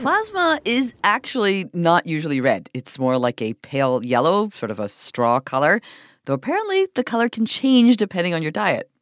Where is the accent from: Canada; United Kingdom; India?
Canada; moved away; my home country of Canada